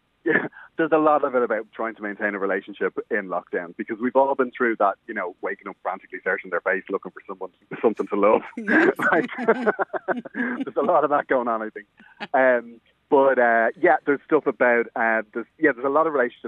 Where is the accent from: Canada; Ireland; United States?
Ireland; Dublin, Leinster; born or raised there